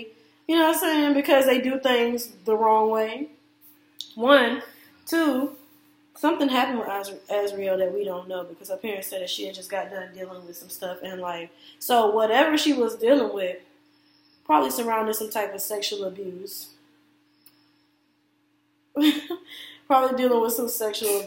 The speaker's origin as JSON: {"language": "English", "town": "Orlando", "region": "Florida", "country": "United States", "said": "I'm from Orlando"}